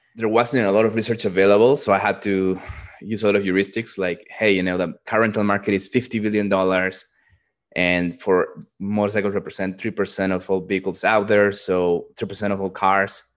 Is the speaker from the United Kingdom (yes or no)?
no; Peru; moved away; also born or lived in Dallas, Texas; I grew up in Peru